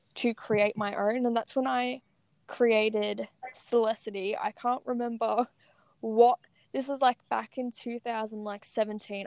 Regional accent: Australia; I'm from Australia.

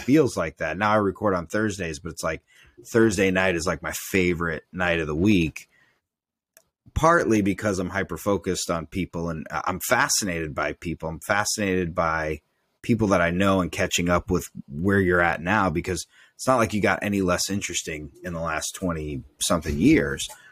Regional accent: United States; as a man, as an American male

